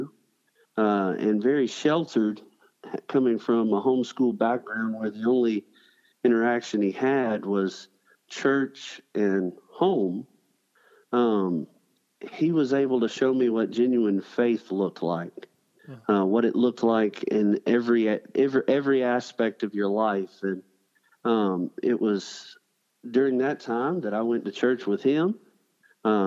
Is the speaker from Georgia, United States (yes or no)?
yes; Columbus, Georgia, United States; now in Selma, United States; I was born and raised in Columbus, Georgia